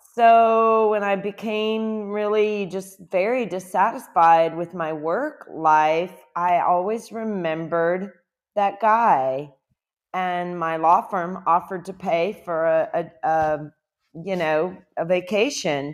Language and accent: English; Louisiana, United States; moved away as an adult; also born or lived in Lafayette, Louisiana; now in Costa Rica; I'm from Louisiana